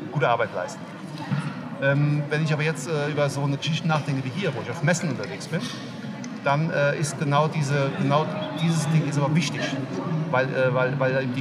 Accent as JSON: {"language": "German", "town": "Koblenz", "region": "Rhineland-Palatinate", "country": "Germany", "said": "Ich bin hier aus der Ecke, ich komme aus Koblenz."}